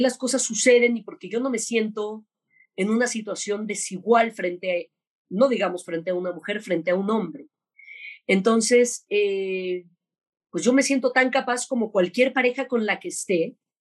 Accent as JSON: {"language": "Spanish", "country": "Mexico", "said": "Pero yo soy mexicana, súper mexicana"}